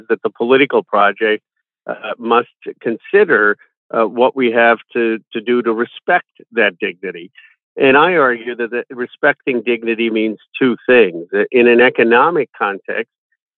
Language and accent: English; Philadelphia, Pennsylvania, United States; born or raised there